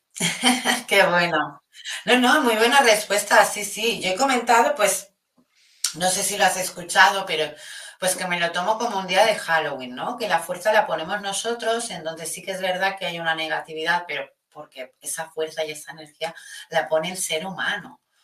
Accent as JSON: {"language": "Spanish", "country": "Spain"}